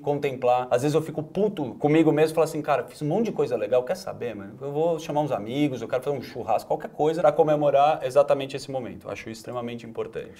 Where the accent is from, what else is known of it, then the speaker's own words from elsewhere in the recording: Higienópolis, São Paulo, Brazil; nasci criado em Genópolis